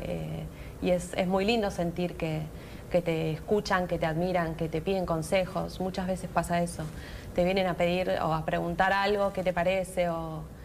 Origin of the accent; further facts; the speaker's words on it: Argentina; also born or lived in China; soy de Argentina